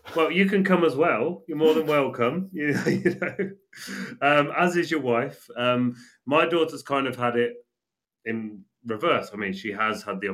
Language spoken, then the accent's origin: English; England, United Kingdom; now in Spain; I'm English and she's living in Spain